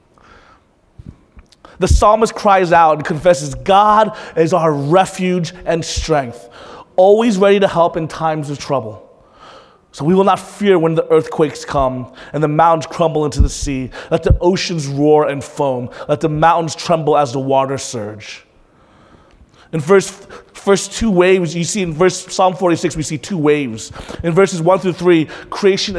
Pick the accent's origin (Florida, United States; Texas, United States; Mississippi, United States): Florida, United States; Panama City; moved away; I'm from Panama City. That's my hometown.